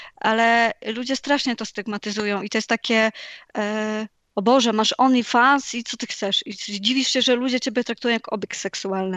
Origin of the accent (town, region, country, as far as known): Poland